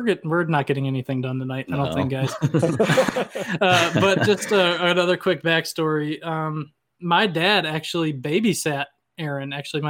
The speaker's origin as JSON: {"language": "English", "region": "the South", "country": "United States", "tie": "born or raised there", "moved": "yes", "said": "I grew up in the South, so I used to have one of those myself, but I moved away and lost it."}